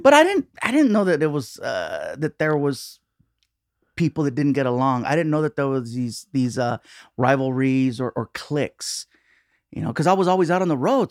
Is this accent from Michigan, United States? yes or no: no; Long Beach, California, United States; also born or lived in San Diego; I was born in San Diego, and then just little by little moved up n, north with my mom until we got to Long Beach